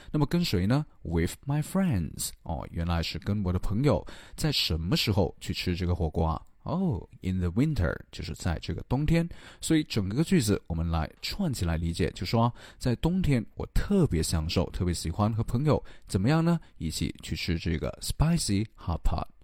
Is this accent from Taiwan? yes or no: no; China; 我们中国人